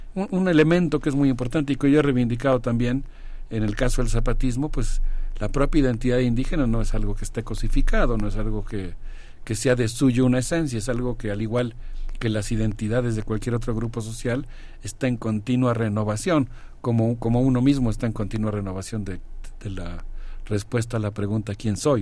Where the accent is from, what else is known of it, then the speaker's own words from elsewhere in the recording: Mexico; como mexicanos